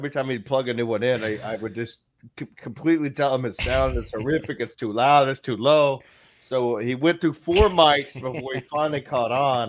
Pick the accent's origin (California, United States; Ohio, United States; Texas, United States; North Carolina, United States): Texas, United States; I'm from Texas. Yes.